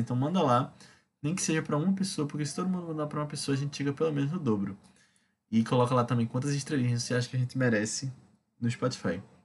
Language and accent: Portuguese; Recife, Pernambuco, Brazil; como recifense